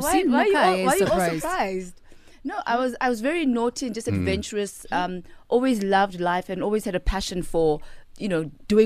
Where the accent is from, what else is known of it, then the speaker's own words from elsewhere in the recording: Katlehong, Gauteng, South Africa; I was born in Natal Spirit Hospital. Yes. Ekatlehong, which is in the East Rand of Gauteng.